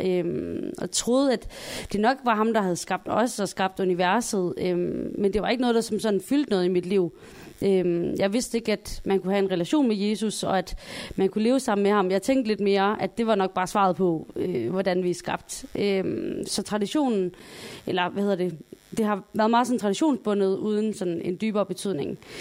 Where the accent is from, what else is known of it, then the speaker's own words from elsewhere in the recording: Sønderborg, Southern Denmark, Denmark; Jeg kommer jo fra Sønderborg